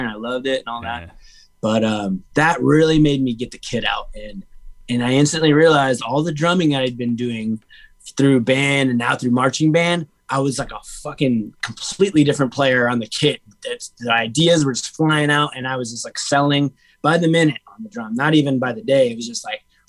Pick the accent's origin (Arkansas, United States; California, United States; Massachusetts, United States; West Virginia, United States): California, United States; Huntington Beach; also born or lived in Menifee, California; about middle school, I moved from Menifee to HB